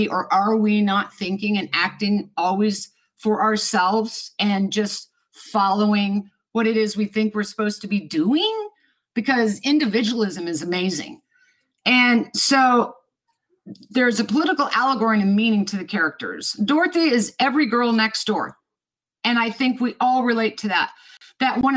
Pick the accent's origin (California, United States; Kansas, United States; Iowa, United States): Kansas, United States; Lawrence; I was born and raised in Lawrence, Kansas